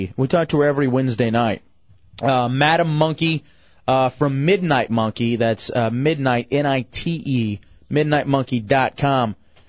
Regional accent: Grand Prairie, Texas, United States; moved away; also born or lived in East Lansing, Michigan / Washington, D.C.; Grand Prairie, my hometown in Dallas.

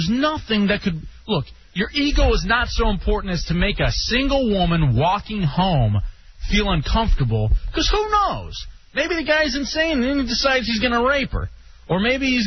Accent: Texas, United States; moved away; As did I in Texas.

